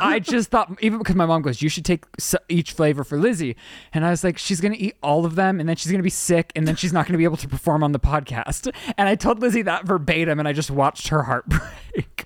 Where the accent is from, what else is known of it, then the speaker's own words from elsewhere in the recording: Utah, United States; I was born in Utah.